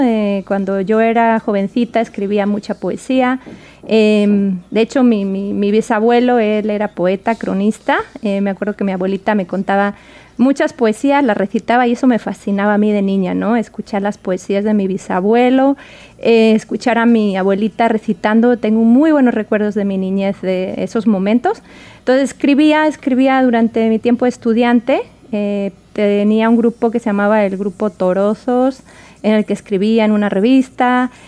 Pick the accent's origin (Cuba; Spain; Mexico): Spain; moved away as an adult; now in Washington, United States; yo nací en España, me crié en España